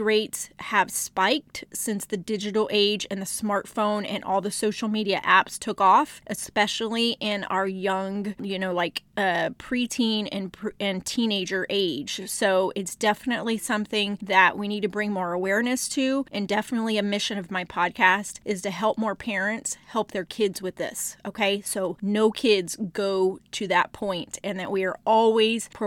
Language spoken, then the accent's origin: English; Texas, United States; I am from Texas